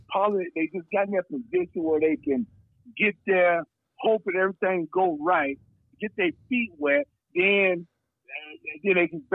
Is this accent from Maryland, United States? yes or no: no; Jena, Louisiana, United States; now in Boise, United States; I grew up in Gina, Louisiana. Mm-hmm. 5,000 people back in 2006 or 7, maybe even 8.